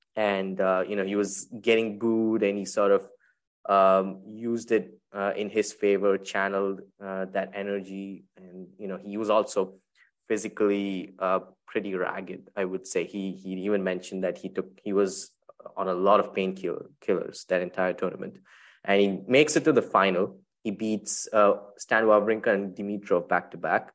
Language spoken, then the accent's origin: English; Chennai, Tamil Nadu, India; my hometown, Chennai